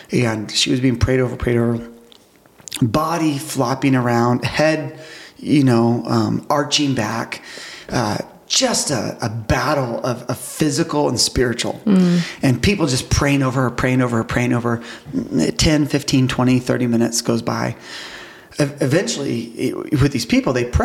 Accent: United States; being an American

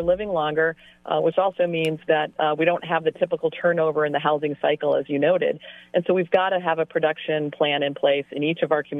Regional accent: Salem, Massachusetts, United States; my hometown of Salem

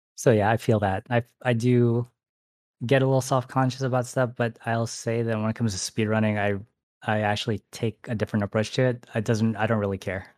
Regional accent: Michigan, United States; now in San Francisco, United States; I actually grew up in, like, a really small town

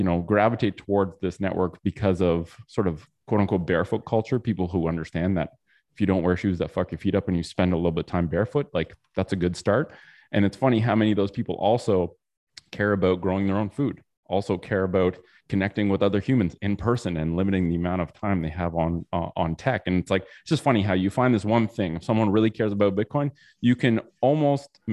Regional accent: Canada; I'm from Canada.

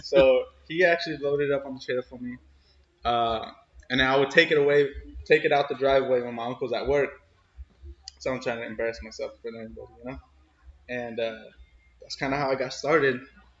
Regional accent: San Jose, California, United States; born there; So I was born in San Jose, and then I moved to a small town like called Los Baños.

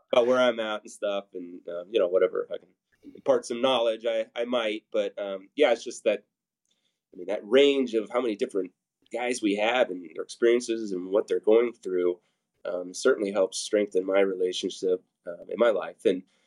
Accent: Papillion, Nebraska, United States; I grew up in Papillion, um, so I've got strong roots there

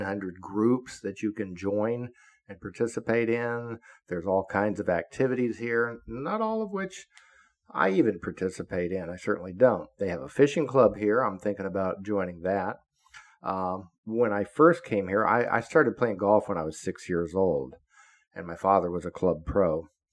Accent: Florida, United States; I grew up in Florida, so I am a Floridian. I've lived here all my life, except when I was in the military and a Fed.

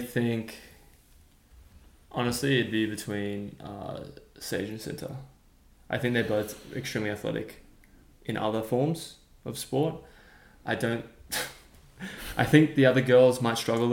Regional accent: Sydney, New South Wales, Australia; now in United States; I came from Caranbah South.

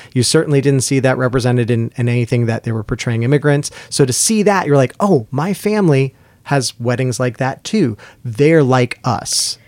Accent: New York, United States; the different places we're growing up, and growing up in New York

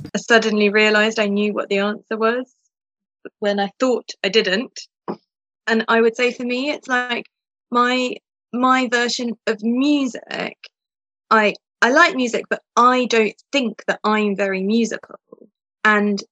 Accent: England, United Kingdom; also born or lived in Moscow, Russia; now in Austria; I grew up in England, but I live in Austria now

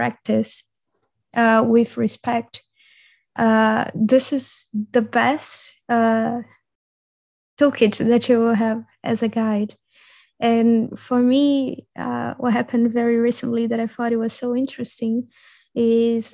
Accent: Brazil; now in Europe; when I grew up in Brazil

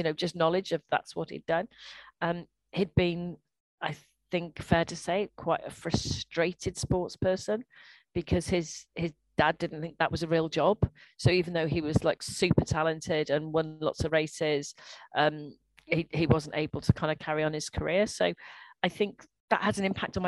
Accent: Welsh, Wales, United Kingdom; I'm Welsh

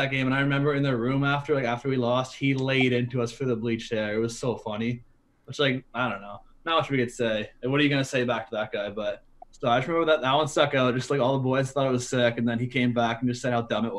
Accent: Delhi, Ontario, Canada; I'm from Delhi

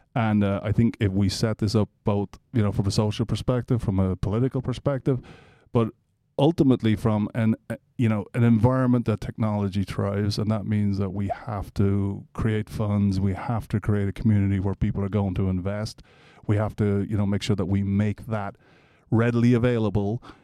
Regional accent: Ireland; moved away as an adult; also born or lived in Atlanta, United States; now in Nebraska, United States; I'm Irish originally, so I came here in nineteen ninety-four.

